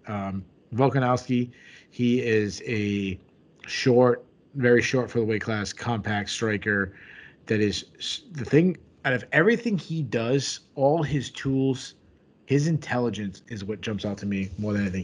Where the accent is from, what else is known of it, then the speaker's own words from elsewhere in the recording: New England, United States; I'm from New England.